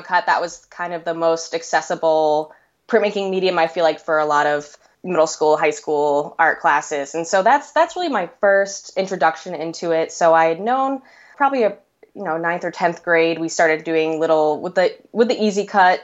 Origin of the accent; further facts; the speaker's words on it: Boston, Massachusetts, United States; moved away as an adult; also born or lived in New York City; now in Chicago, United States; I was born in Boston, Massachusetts, and that's where I grew up pretty much till I was 18.